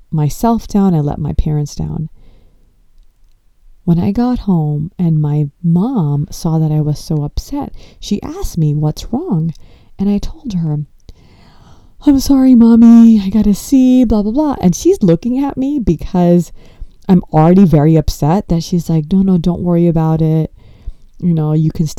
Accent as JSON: {"language": "English", "town": "Los Angeles", "region": "California", "country": "United States", "tie": "born or raised there", "said": "I grew up in Los Angeles and I was born and brought up here"}